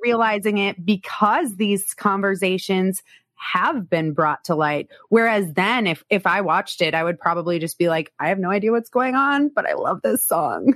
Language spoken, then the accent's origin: English; South Dakota, United States; I'm from South Dakota